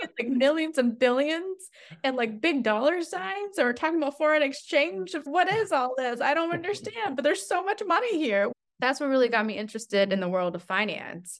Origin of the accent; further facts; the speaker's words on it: Albuquerque, New Mexico, United States; also born or lived in Henan, China; I grew up in Albuquerque, New Mexico. I consider myself a New Mexican